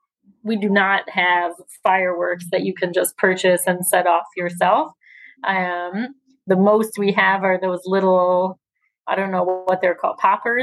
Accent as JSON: {"language": "English", "region": "New Jersey", "country": "United States", "tie": "born or raised there", "also_born_or_lived": "Nebraska", "moved": "yes", "lives_now": "Israel", "said": "I grew up in New Jersey"}